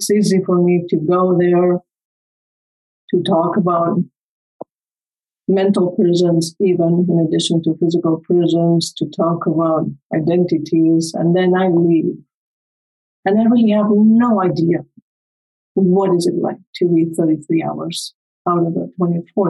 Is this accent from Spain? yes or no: yes; Spain; English is a second language; moved away as an adult; I grew up in Spain. I came here when I was 25. So even English is not my first language, as you can tell.